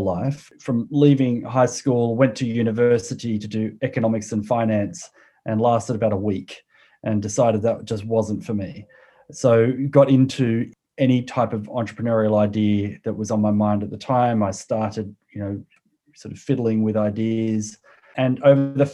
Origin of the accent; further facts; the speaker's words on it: Sydney, New South Wales, Australia; accent: Australian; moved away as an adult; also born or lived in Waiheke Island, New Zealand; now in Ashburton, United Kingdom; I was born in Australia and spent most of, well, up until around 35, lived in Australia, in Sydney.